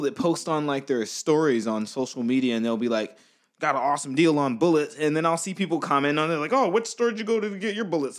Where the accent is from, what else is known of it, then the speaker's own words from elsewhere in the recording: United States; I'm from America